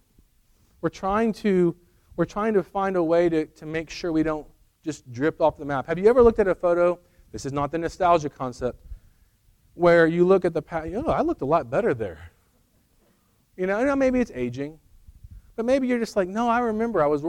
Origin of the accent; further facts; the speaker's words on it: Edmond, Oklahoma, United States; moved away as an adult; also born or lived in Colorado; now in Edmond, United States; We grew up in Edmond, very materialistic.